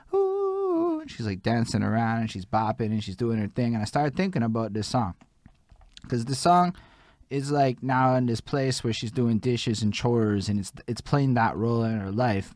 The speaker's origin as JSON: {"language": "English", "town": "Montreal", "region": "Quebec", "country": "Canada", "said": "I'm only born in 87 and I come from Montreal"}